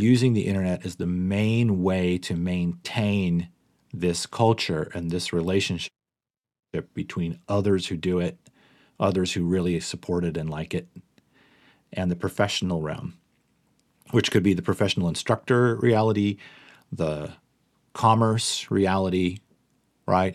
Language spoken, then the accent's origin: English; Pittsburgh, Pennsylvania, United States; I'm from Pittsburgh, Pennsylvania.